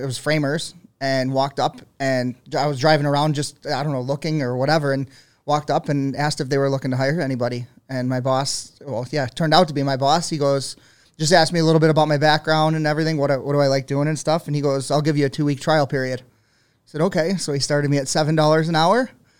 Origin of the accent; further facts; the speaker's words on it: Buffalo, New York, United States; I'm from Buffalo. So my dad goes, what are you going to do?